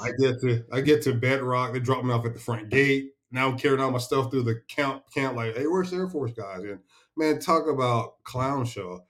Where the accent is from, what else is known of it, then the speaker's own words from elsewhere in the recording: Chattanooga, Tennessee, United States; also born or lived in Jasper, Tennessee; my background from Chattanooga, Tennessee